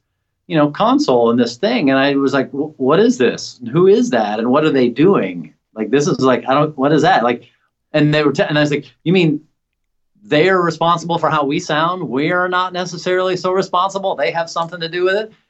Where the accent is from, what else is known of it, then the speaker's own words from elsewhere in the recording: Nashville, Tennessee, United States; moved away as an adult; also born or lived in Bowling Green, Kentucky; now in San Francisco Bay Area, United States; I grew up in Nashville